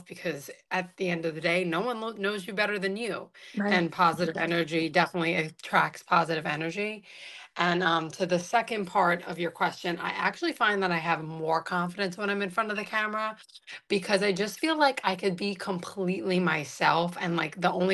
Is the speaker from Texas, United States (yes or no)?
no; New York City, New York, United States; also born or lived in Staten Island; born and raised in Brooklyn